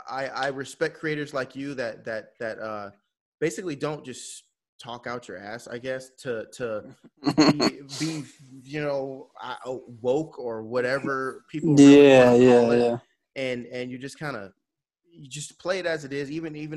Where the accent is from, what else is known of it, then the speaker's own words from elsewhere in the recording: California, United States; also born or lived in Kansas; now in Texas, United States; Like, I went to school in Kansas. I'm from California. I live in Texas.